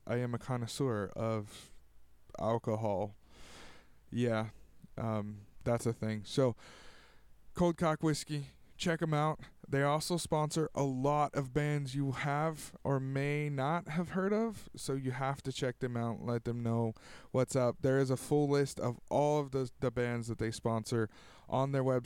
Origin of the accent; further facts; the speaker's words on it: Tulare, California, United States; my hometown of Tulare